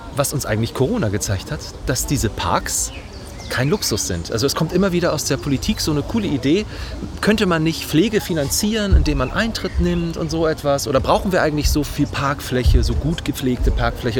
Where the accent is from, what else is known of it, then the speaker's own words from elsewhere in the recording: Hamburg, Germany; Ich komme aus Harburg ursprünglich